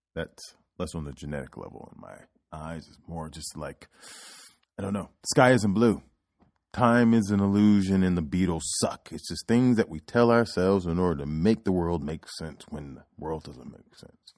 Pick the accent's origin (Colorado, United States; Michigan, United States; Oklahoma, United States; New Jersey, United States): Oklahoma, United States; I was born in Oklahoma